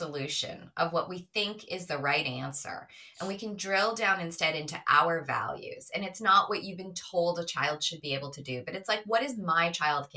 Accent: New York, United States; I'm from New York

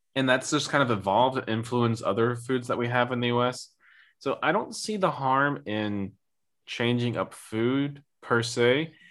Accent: United States; now in Germany

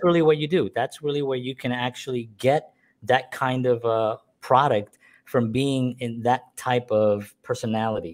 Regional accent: New York City, New York, United States; we're from the South Bronx. We grew up with like nothing

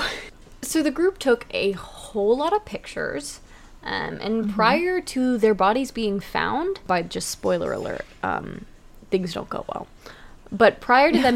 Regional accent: Texas, United States; I'm from Texas. We have hills.

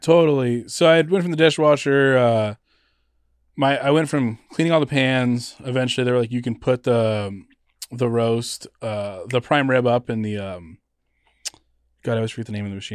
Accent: Los Angeles, California, United States; also born or lived in Fontana, California / San Francisco, California / Oakland, California; I'm originally born in Los Angeles

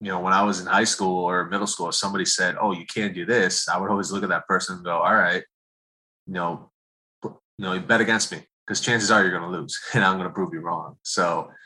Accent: Okemos, Michigan, United States; I'm from Okemos, Michigan, which is right next to Michigan State

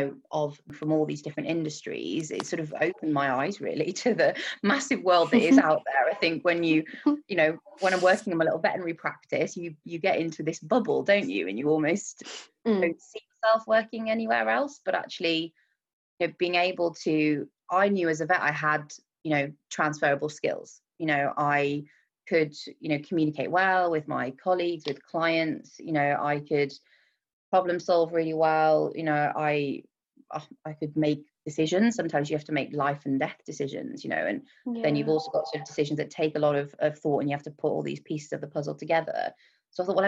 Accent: Wolverhampton, West Midlands, United Kingdom; I'm originally from Wolverhampton, which for those of you who don't know where it is, near Birmingham

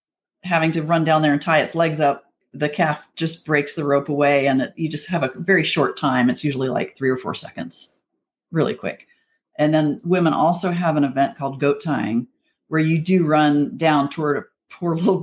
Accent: Wyoming, United States; moved away as an adult; also born or lived in Texas; I grew up in Wyoming and I had horses in the backyard

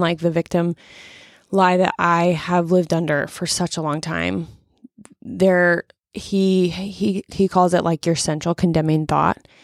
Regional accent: Omaha, Nebraska, United States; now in Lincoln, United States; I grew up in Omaha

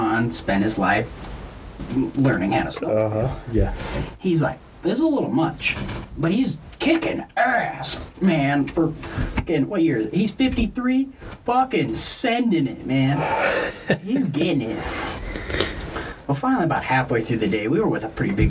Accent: Lincoln, Montana, United States; Growing up in Lincoln, Montana, you had a snowmobile

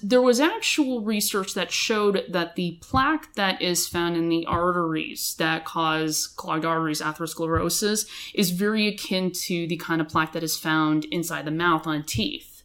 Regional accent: Los Angeles County, California, United States; also born or lived in Boston, United States / Bakersfield, California, United States; originally from Los Angeles County, but I grew up in Los Angeles County.

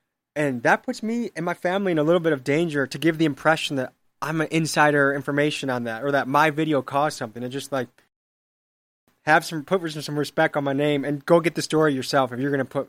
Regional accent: Milwaukee, Wisconsin, United States; Like, I guess some people didn't know I was from Milwaukee. They thought I drove from somewhere to do this.

